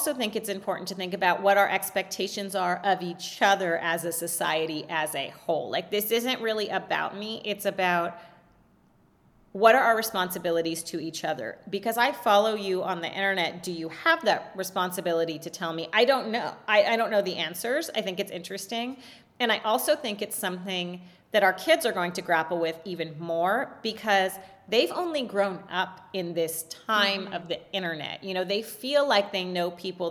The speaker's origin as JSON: {"language": "English", "region": "California", "country": "United States", "tie": "born or raised there", "said": "So I was raised in California."}